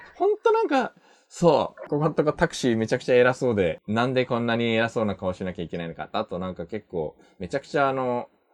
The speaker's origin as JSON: {"language": "Japanese", "country": "Japan", "tie": "born or raised there", "also_born_or_lived": "South Korea", "said": "日本生まれ、2回目の韓国在住が先日終わりました。日本人の"}